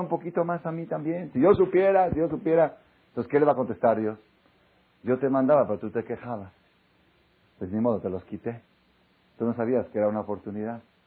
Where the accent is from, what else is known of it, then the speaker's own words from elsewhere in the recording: Mexico; Todos los mexicanos venimos de Dan